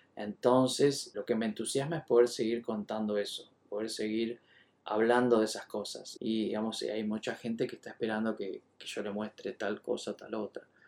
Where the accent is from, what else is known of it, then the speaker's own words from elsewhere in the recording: Buenos Aires, Argentina; soy de Buenos Aires